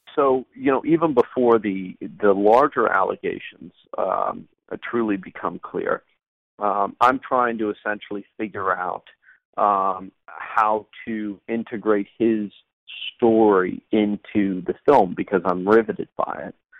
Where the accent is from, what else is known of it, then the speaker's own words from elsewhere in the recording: United States; an American documentary filmmaker